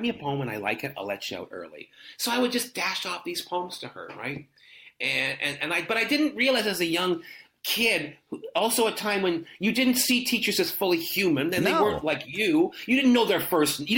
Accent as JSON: {"language": "English", "country": "Canada", "tie": "born or raised there", "said": "the way I grew up in Canada was much more British then."}